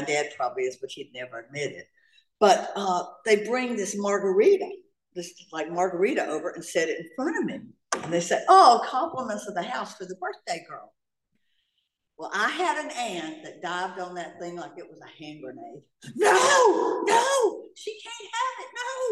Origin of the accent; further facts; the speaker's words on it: North Carolina, United States; also born or lived in Atlanta, Georgia; now in Laguna Niguel, United States; I'm from Atlanta, Georgia. Well, I'm from North Carolina originally, but I moved here from Atlanta, Georgia